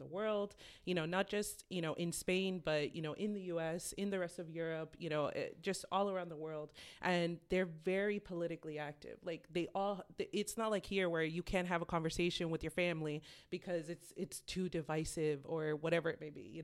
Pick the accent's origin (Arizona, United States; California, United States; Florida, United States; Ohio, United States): Florida, United States; Miami; moved away as an adult; also born or lived in Boston, Massachusetts; now in Salem, United States; I was born in Boston, raised in Miami, and I moved up here as an adult 10 years ago.